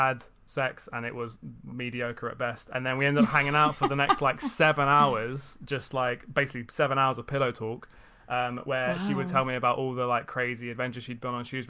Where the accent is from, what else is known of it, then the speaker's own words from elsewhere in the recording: London, United Kingdom; I'm from London. Southeast. Oh. I'm from Greenwich.